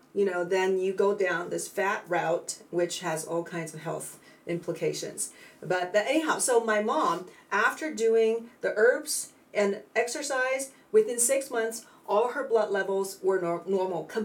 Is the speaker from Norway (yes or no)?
no; China; moved away as an adult; also born or lived in San Francisco; now in United States; I was born and raised in China